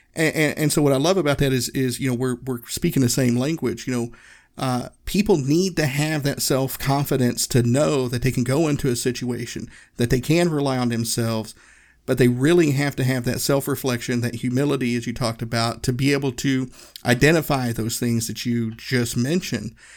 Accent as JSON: {"language": "English", "region": "Northeast Tennessee", "country": "United States", "tie": "born or raised there", "said": "I grew up in Tennessee. I grew up in Northeast Tennessee"}